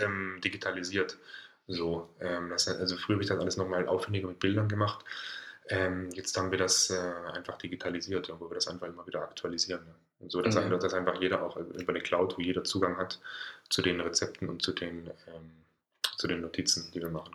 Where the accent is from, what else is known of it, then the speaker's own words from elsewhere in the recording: Germany; moved away; also born or lived in Thuringia / Stuttgart / Hamburg; komme eigentlich ursprünglich aus Süddeutschland, vom Bodensee.